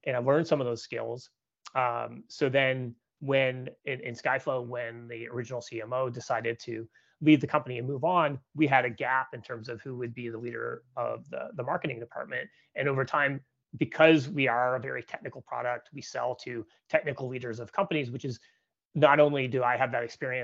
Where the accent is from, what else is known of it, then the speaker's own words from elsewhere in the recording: Canada; moved away as an adult; now in San Francisco, United States; I'm a Canadian, so I grew up in Canada, and I've been living now in California for about 13 years.